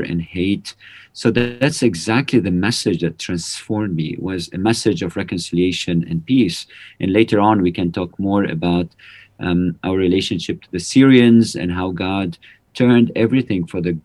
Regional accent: Lebanon; also born or lived in Prague, Czech Republic; I'm from Lebanon. I was born in 1975, and that was the time when the civil war started in Lebanon

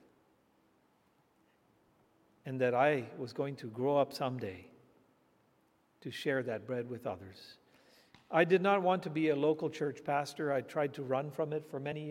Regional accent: India; I was just a boy growing up in India

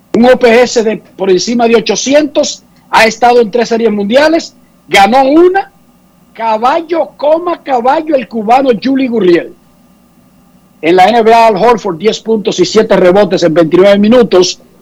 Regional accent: Santo Domingo Oeste, Distrito Nacional, Dominican Republic; yo vengo de un barrio, barrio caliente, digamos, yo soy de Buenos Aires de Herrera

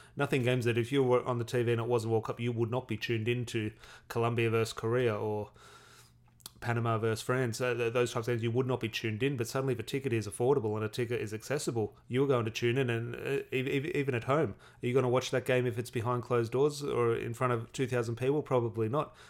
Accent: Australia; I am Australian.

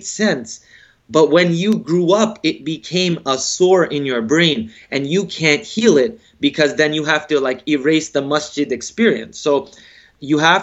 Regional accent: United States; I'm African American

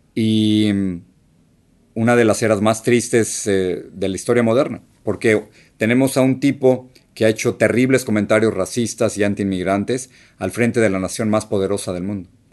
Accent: Mexico City, Mexico; moved away as an adult; now in United States; la casa donde, donde crecí en México

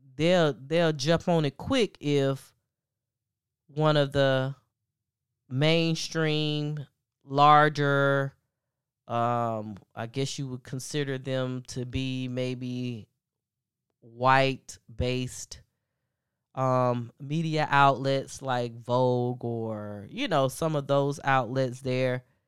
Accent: the South, United States; I'm from the South. you know, I come from the South

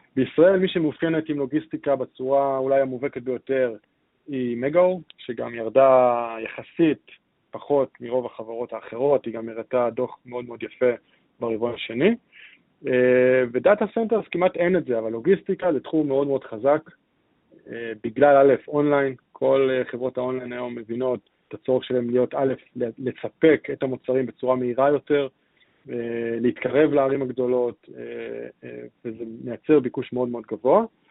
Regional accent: Israel; אנחנו כישראלים

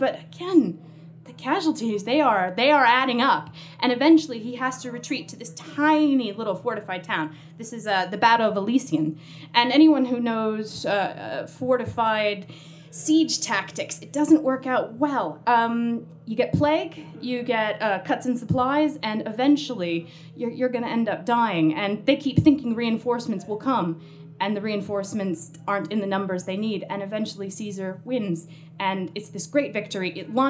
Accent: United States; accent: American; because I don't know if you noticed from my accent, I am American

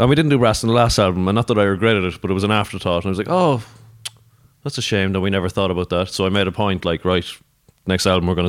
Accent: Cork, Munster, Ireland; We're from Cork, did I tell you?

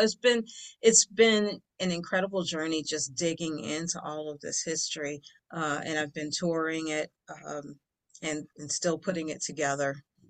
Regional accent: Detroit, Michigan, United States; moved away; growing up in Detroit and listening to the radio stations

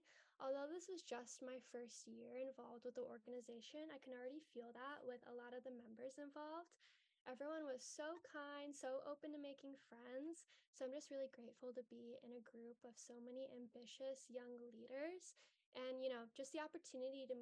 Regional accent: Detroit, Michigan, United States; I grew up in Metro Detroit.

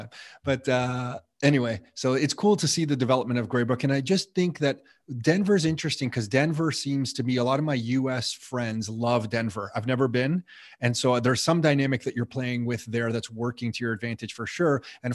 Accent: Mississauga, Ontario, Canada; when I grew up in Mississauga

